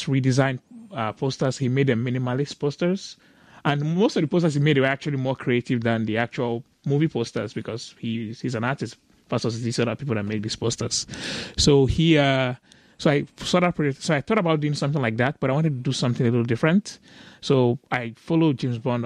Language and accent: English; Lagos, Nigeria; I grew up in Lagos, Nigeria